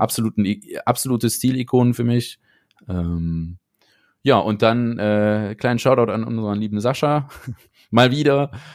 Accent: Aachen, North Rhine-Westphalia, Germany; ich komme ja aus Aachen

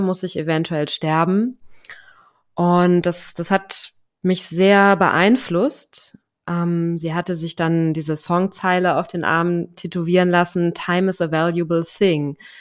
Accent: Germany; moved away as an adult; deutsche Staatsbürgerin bin ich natürlich noch nach wie vor

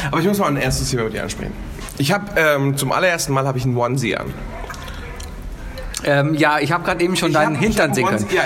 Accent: Hamburg, Germany; now in Cologne, Germany; ich als Hamburger, der in seinem Leben gesagt hat, ich komme jetzt hierher

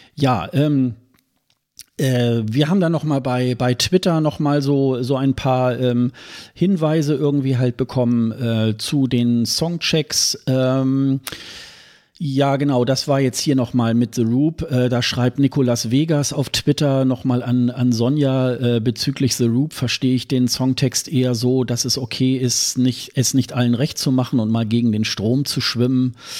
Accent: Hildesheim, Lower Saxony, Germany; moved away; meine Geburtsstadt Hildesheim

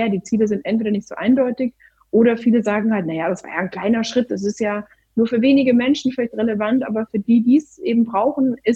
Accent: Baden-Württemberg, Germany; weil ich ja doch meine kleine Spießerseite als Schwäbin habe

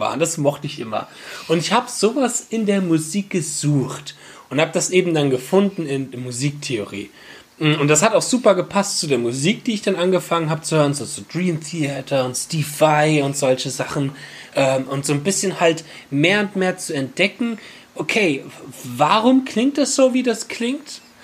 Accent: Bad Schwalbach, Hesse, Germany; aus Bad Schwalbach, der Ortschaft, wo ich herkomme, wo ich wieder wohne

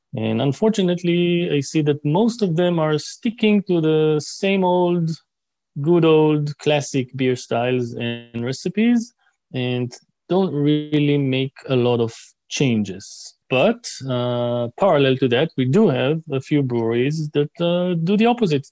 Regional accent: Israel; I am from Israel. I'm Israeli.

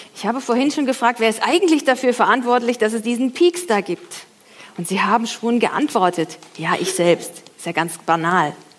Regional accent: Franconia, Bavaria, Germany; ich komme ja aus Franken

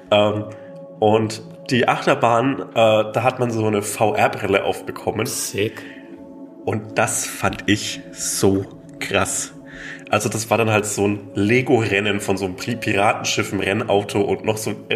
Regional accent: Rheindorf, Germany; Also ich glaube, die Freiwillige Feuerwehr in Rhein, in meinem Heimat, in Rheindorf

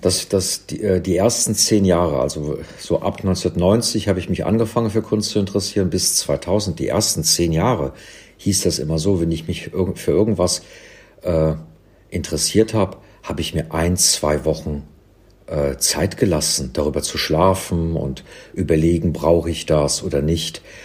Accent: Cologne, North Rhine-Westphalia, Germany; also born or lived in London; now in Berlin, Germany; in Köln, in meiner Heimatstadt

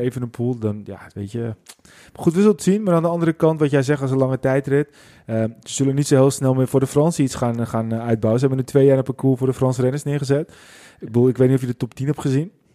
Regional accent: Netherlands; wij zijn als Nederlanders

